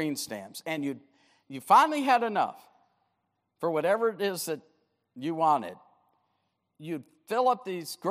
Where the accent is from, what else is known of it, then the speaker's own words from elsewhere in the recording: Detroit, Michigan, United States; pastored the New Bethel Baptist Church, my hometown, Detroit, Michigan